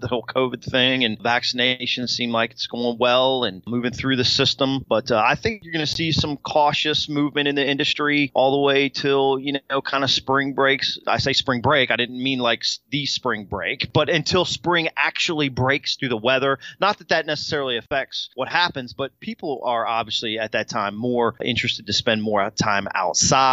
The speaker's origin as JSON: {"language": "English", "town": "Del Rio", "region": "Texas", "country": "United States", "tie": "born or raised there", "said": "right here in my hometown, Del Rio, Texas"}